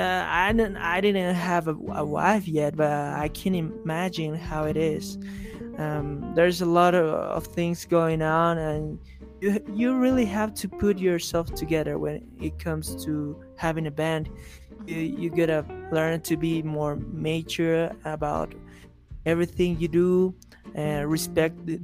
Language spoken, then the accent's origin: English; La Paz, Bolivia; I'm from La Paz, Bolivia.